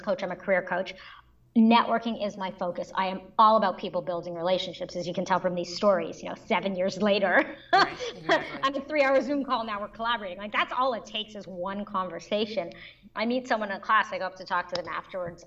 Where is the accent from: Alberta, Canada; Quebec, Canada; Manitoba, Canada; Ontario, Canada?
Quebec, Canada; Montreal; moved away as an adult; also born or lived in New York, United States; my home I was born and raised in Montreal.